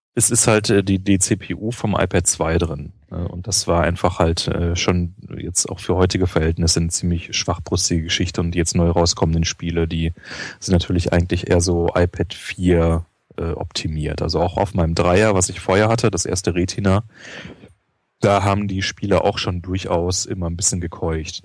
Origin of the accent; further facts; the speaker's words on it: Ruhr area, North Rhine-Westphalia, Germany; also born or lived in Göttingen; now in Berlin, Germany; Ich komme ja aus dem Ruhrpott